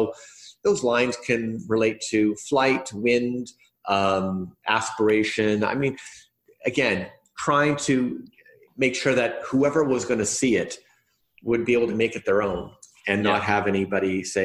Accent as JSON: {"language": "English", "town": "Winnipeg", "region": "Manitoba", "country": "Canada", "said": "I come from Winnipeg up in Canada, which is somewhat remote"}